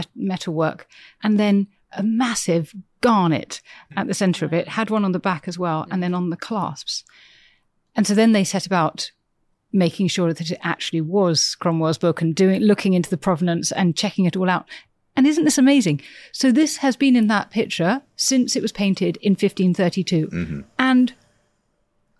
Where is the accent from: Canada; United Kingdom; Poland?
United Kingdom; Cheam, London; I grew up in Cheam, which is near Nonsuch Palace